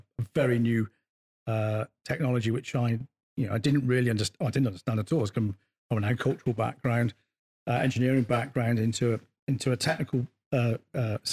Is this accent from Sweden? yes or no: no; Bristol, South West England, United Kingdom; I came from Bristol White High School, so a pretty tough school back in the 80s